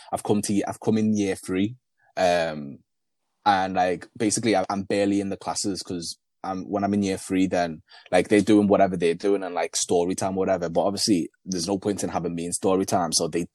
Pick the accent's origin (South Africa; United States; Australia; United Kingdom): United Kingdom; Liverpool, North West England; English is a second language; also born or lived in Burundi; I grew up in Toxteth until I was like going to year eight. And then my parents decided to move to Speke, thinking it's a better area. But Speke is just the white version of Toxteth, honestly.